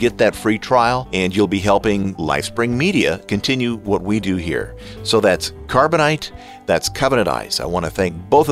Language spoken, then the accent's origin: English; United States; I am an American